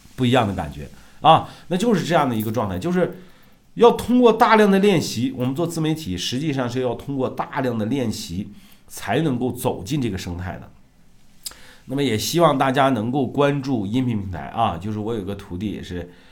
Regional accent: Shandong, China; moved away; 我老家山东的农村的啊

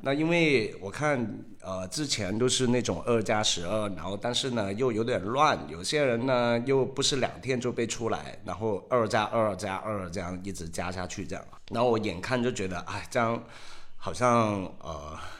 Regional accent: Hong Kong; now in Shanghai, China; 我是香港人

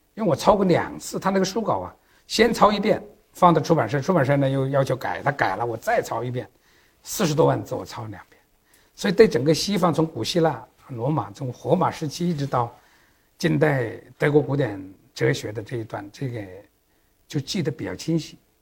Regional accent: Yueyang, Hunan, China; moved away as an adult; now in Beijing, China; 我老家叫，呃，那时候叫公社嘛哦。哎，黄金公，岳阳县黄金公社，现在是岳阳市了

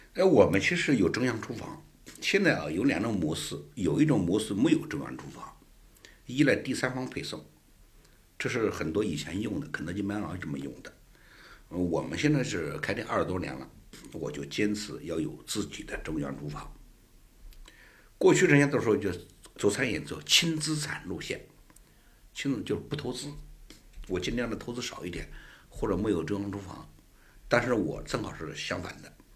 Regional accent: Anhui, China; now in Beijing, China; 我们安徽人

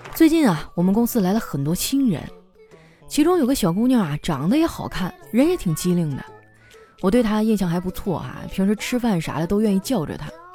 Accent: Harbin, Heilongjiang, China; moved away as an adult; also born or lived in southern China; 在我老家哈尔滨，抢着结账，几乎可以算是一项极限运动了

